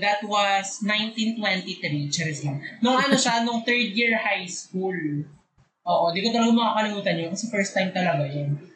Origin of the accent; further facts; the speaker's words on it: Bicol Region, Philippines; moved away; kapag umuwi ako nung bakasyon, kahit nung college, kapag umuwi ako sa Bicol